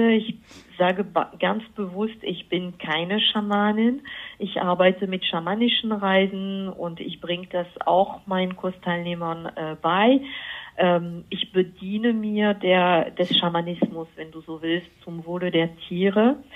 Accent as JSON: {"language": "German", "country": "France", "moved": "yes", "lives_now": "Germany", "said": "Also ich komme erstmal aus Frankreich und ich bin aber seit fast 30 Jahren mittlerweile in Deutschland."}